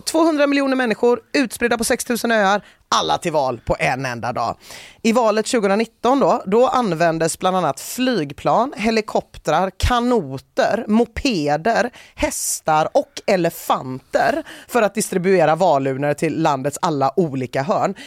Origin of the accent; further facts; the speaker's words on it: Gothenburg, Västra Götaland, Sweden; hur man som göteborgare kan känna